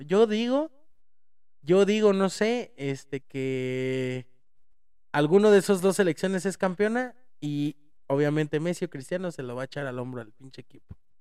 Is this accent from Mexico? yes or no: yes; Mexico; somos mexicanos, hablamos de la de México